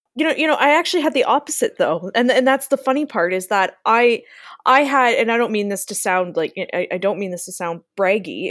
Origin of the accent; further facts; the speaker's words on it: Niagara, Ontario, Canada; also born or lived in London, Ontario; Niagara, where I live